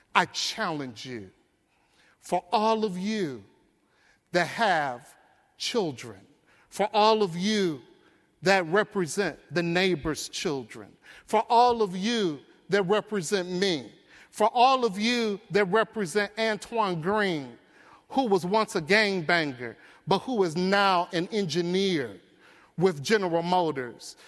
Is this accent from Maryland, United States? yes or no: no; Detroit, Michigan, United States; I grew up in Detroit. I grew up in poverty. I grew up in the Brewster Projects